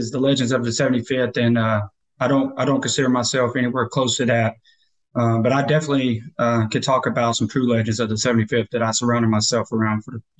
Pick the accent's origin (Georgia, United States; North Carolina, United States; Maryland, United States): North Carolina, United States; also born or lived in Las Cruces, New Mexico; I'm originally from North Carolina, but I graduated high school in Las Cruces, and I actually signed up for the Army my 10th grade year.